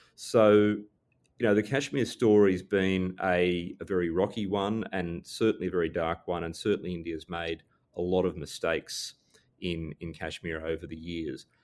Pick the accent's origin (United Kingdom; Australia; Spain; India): Australia; as an Australian